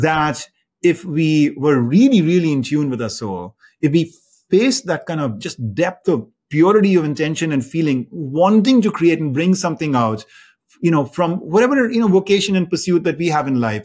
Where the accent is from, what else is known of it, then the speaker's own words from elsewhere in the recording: India; moved away as an adult; now in United States; I grew up in India and, um, I moved to the United States after, after college